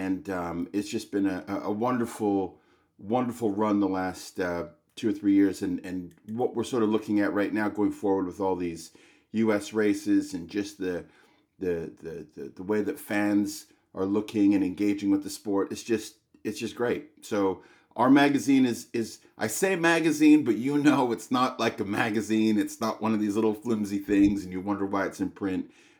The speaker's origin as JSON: {"language": "English", "town": "Vancouver", "region": "British Columbia", "country": "Canada", "tie": "born or raised there", "also_born_or_lived": "London, England", "said": "I grew up here in Vancouver. I wanted to work in the financial market. So I moved to London, England when I was 19 years old"}